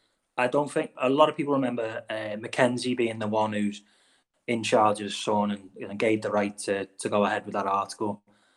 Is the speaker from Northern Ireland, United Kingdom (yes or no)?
no; the Wirral, North West England, United Kingdom; accent: similar to Liverpool; we're not from Liverpool, we're from the Wirral, which is only 3 miles away, but our accents are similar.